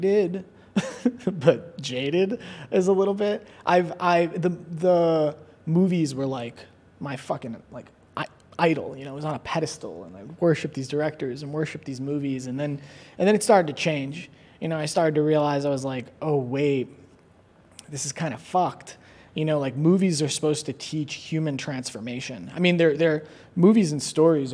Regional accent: Long Island, New York, United States; moved away as an adult; also born or lived in Queens, New York / Manhattan, New York; now in Los Angeles, United States; I was born in Queens and then I was raised mostly on Long Island and then I lived in Murray Hill in Manhattan and before I came here

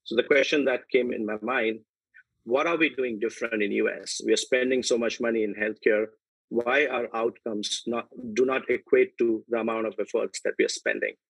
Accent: India; moved away as an adult; also born or lived in United Kingdom; now in United States; I was born and raised in India, where I did my medicine training from Mumbai

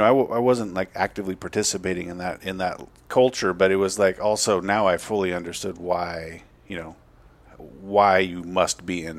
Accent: Seattle, Washington, United States; I'm the first generation on the West Coast. We come from the Deep South, Confederate both sides.

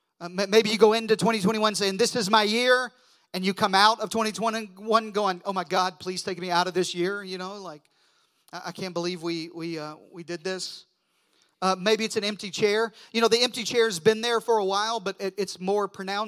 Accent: Deep South, United States; I grew up in the Deep South

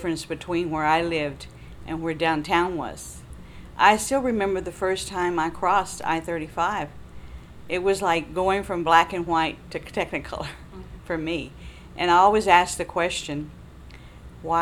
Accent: Austin, Texas, United States; I was born and raised in East Austin

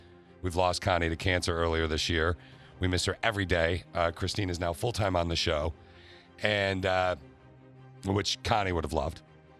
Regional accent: Laingsburg, Michigan, United States; also born or lived in Okemos, Michigan; We moved there from Okemos, which is a suburb of Lansing

